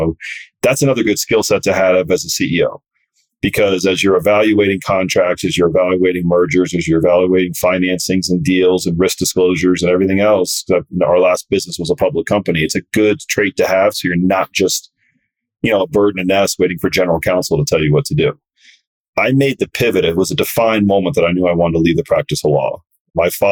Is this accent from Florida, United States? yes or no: yes; South Florida, United States; I grew up surfing in South Florida